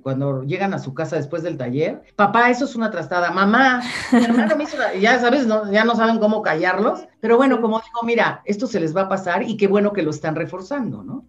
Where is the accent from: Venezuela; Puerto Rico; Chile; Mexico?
Mexico; yo soy mexicana